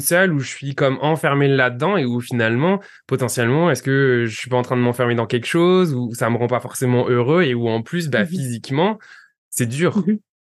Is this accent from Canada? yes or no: no; France; moved away; tous les deux, on vient de France